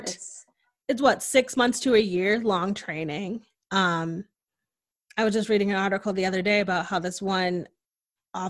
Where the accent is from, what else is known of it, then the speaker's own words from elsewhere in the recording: Connecticut, United States; moved away as an adult; now in Austin, United States; growing up in Connecticut, Connecticut is very liberal and progressive